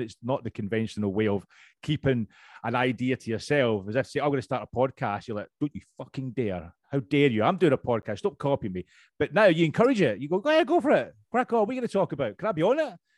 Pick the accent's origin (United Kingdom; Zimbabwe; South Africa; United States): United Kingdom; Scotland; accent: Scottish; now in London, United Kingdom; i am originally from Scotland, as you can tell. My accent's still pretty strong